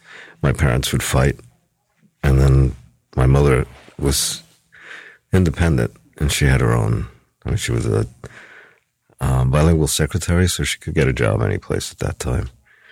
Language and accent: English; New York City, New York, United States; born there; I was born on 50th Street, between across the street from what used to be Madison Square Garden.